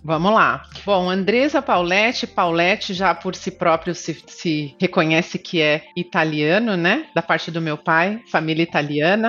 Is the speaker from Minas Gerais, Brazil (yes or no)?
no; Canoas, Rio Grande do Sul, Brazil; moved away as an adult; also born or lived in São Paulo; now in Miami, United States; Eu nasci em São Paulo, mas fui muito bebê para o Rio Grande do Sul, uma cidade chamada Canoas.